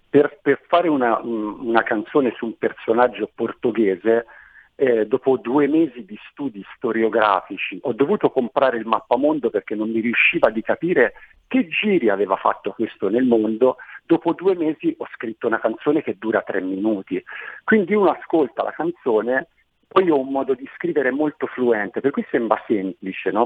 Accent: Manciano, Tuscany, Italy; moved away as an adult; now in Montevarchi, Italy; Io sono nato a Manciano, eh, nell'entroterra Maremmano, un posto bellissimo

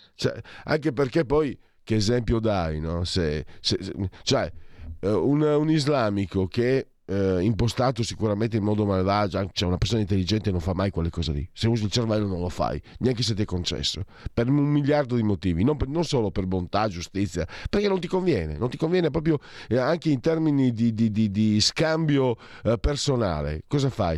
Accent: Friuli-Venezia Giulia, Italy; io vengo dal Friuli, tra Friuli e Veneto

